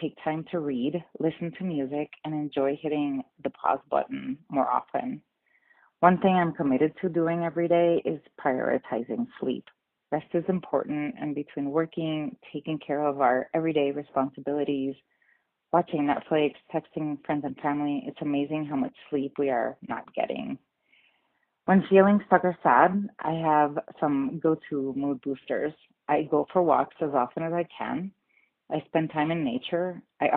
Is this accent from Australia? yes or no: no; Guayama, Puerto Rico; also born or lived in Northern Arizona; now in Flagstaff, United States; My hometown is Guayama, Puerto Rico